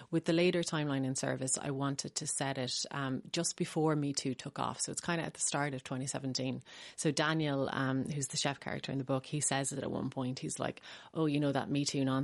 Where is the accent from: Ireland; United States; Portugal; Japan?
Ireland; It is a very small world, the Irish literary community.